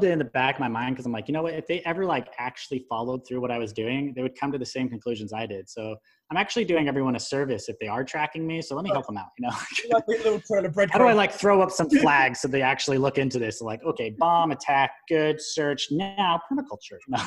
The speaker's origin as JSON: {"language": "English", "country": "United States", "said": "I'm an American"}